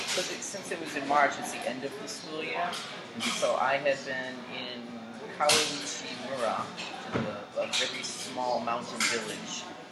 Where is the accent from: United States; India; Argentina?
United States; Boston, Massachusetts; moved away as an adult; now in Japan; I'm originally from Boston, Massachusetts, a small town outside that area. And I've been in Japan coming up on 6 years.